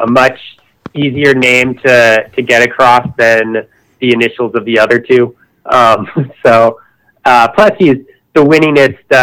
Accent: Connecticut, United States; I grew up in Connecticut

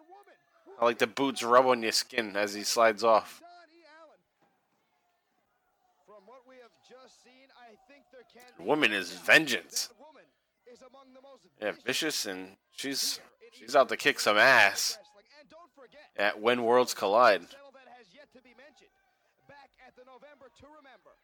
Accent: Massachusetts, United States; We're guys from Massachusetts

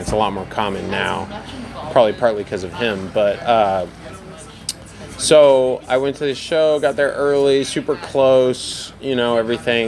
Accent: New Hampshire, United States; also born or lived in Boston; now in Austin, United States; I grew up in New Hampshire where it's kind of provincial

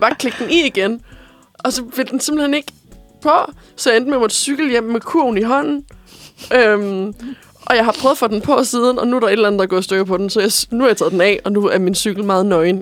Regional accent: Korsør, Zealand, Denmark; now in Copenhagen, Denmark; jeg er fra Korsør

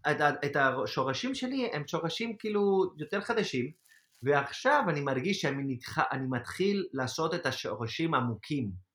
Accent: Spain; Hebrew is a second language; moved away as an adult; now in Israel; לחזור של... לספרד זה קל, אוקיי? זה קל בשבילי, כי בסופו של דבר זה, זה מדינה שאני מכיר

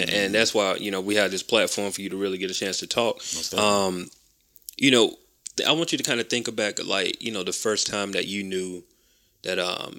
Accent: Macon, Georgia, United States; moved away as an adult; I told people that I was from Macon.

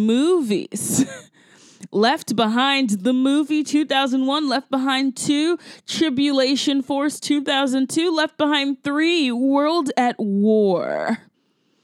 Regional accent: Augusta, Georgia, United States; my hometown of Augusta, Georgia

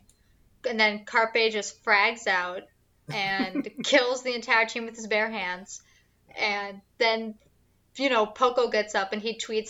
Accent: Boston, Massachusetts, United States; as a Bostonian

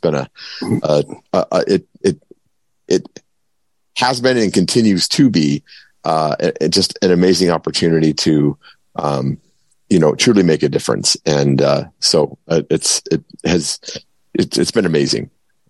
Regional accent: Arizona, United States; now in Kirkland, United States; live in Kirkland, Washington, soon to be returning to all of you in June and returning home where I've lived most of my life in the state of Arizona. So family is there.

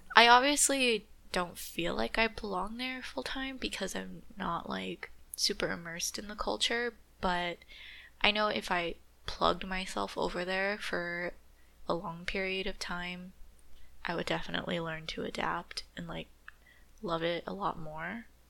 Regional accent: California, United States

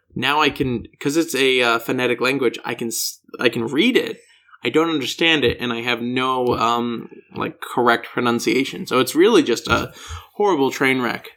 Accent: Denver, Colorado, United States; accent: American; I'm from Denver, Colorado

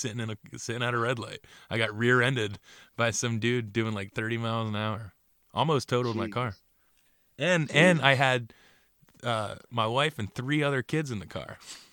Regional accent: Bordentown, New Jersey, United States; also born or lived in Riverside, New Jersey; when I moved away from Bordentown City, we moved to a town called Riverside.

